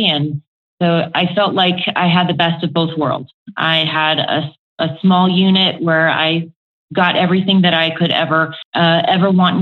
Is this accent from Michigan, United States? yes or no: no; Aiea, Hawaii, United States; also born or lived in Oklahoma; now in Colorado, United States; my hometown is a small town called Aiea in Hawaii on the island of Oahu